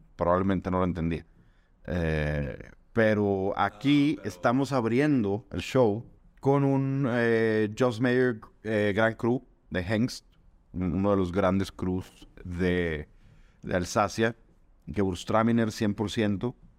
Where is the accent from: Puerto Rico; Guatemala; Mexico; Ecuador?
Mexico; Monterrey, Nuevo León; nosotros somos de Monterrey, Nuevo León, estamos aquí en, Monterrey